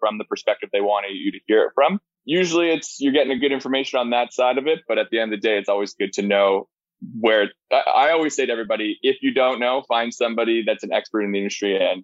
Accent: Ottawa, Ontario, Canada; now in Kitchener, Canada; I'm from Ottawa. I live in Kitchener

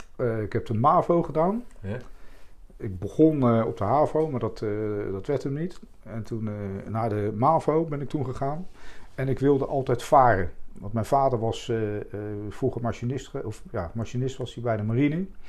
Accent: The Hague, South Holland, Netherlands; also born or lived in Leidschendam; ik ben geboren in het centrum van Den Haag. Toen zijn, toen zijn we verhuisd naar Morgenstond

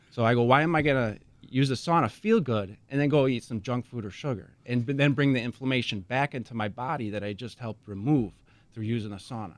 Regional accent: Racine, Wisconsin, United States; also born or lived in Hales Corners, Wisconsin / Mukwonago, Wisconsin / Oconomowoc, Wisconsin; I grew up in Racine

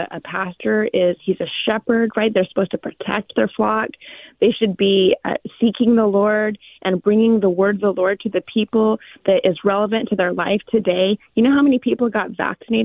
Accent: Clovis, California, United States; my hometown

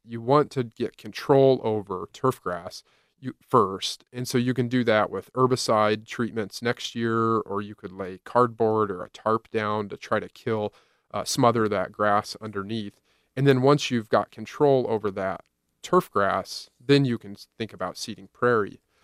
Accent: Indiana, United States; now in Iowa, United States; I drove across Iowa, Illinois, to my hometown of Indiana

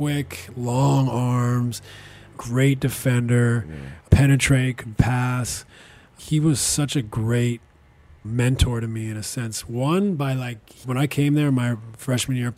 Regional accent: British Columbia, Canada; also born or lived in London; I'm from British Columbia

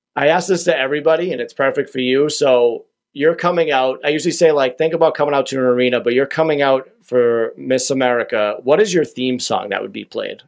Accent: Quincy, Massachusetts, United States; now in Whitman, United States; I'm originally from Quincy, which is where the home of the Dunkin' Donuts is

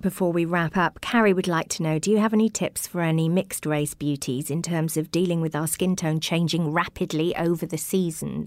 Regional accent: Welsh, Wales, United Kingdom; because I'm Welsh

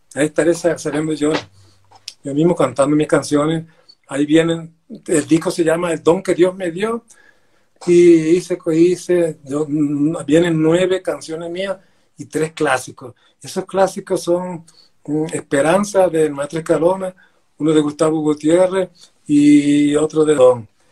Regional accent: Villanueva, La Guajira, Colombia; yo soy de Villanueva Guajira

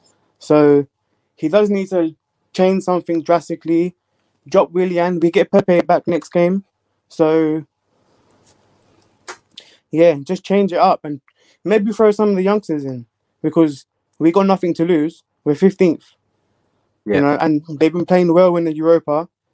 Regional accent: London, United Kingdom; I'm from London.

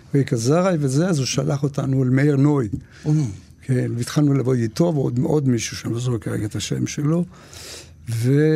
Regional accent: Jerusalem, Jerusalem District, Israel; moved away; also born or lived in Tel Aviv; אני עברתי לתל אביב מירושלים, אני ירושלמי

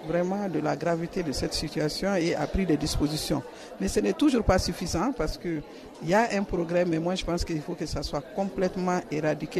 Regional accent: Mali; moi je viens du Mali, chez nous au Mali

